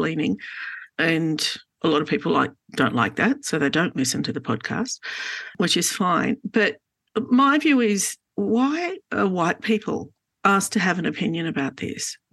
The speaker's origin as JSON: {"language": "English", "town": "Sydney", "region": "New South Wales", "country": "Australia", "tie": "born or raised there", "said": "I grew up in Glebe"}